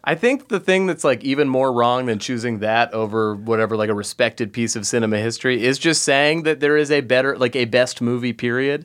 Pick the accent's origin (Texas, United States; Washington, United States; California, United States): California, United States; Los Angeles; I'm from Los Angeles. I was born in Los Angeles